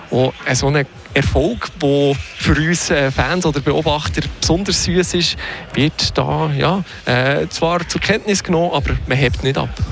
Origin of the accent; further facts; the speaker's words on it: See District, Fribourg, Switzerland; ich selber komme aus dem Seebezirk